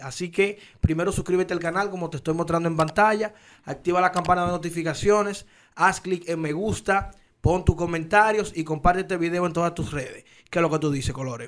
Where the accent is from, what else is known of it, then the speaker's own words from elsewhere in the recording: Dominican Republic; como dominicano